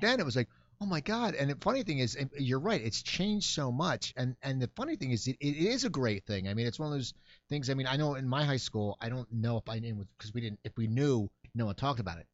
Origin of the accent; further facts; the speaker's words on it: Cherry Hill, New Jersey, United States; moved away; I grew up in Cherry Hill, New Jersey